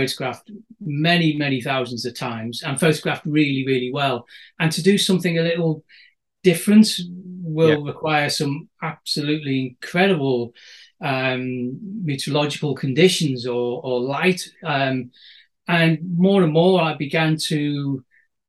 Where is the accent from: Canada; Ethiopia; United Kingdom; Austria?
United Kingdom; Wirral Peninsula, North West England; now in Northumberland, United Kingdom; I was brought up on the Wirral Peninsula, so we're surrounded by salt water on three sides.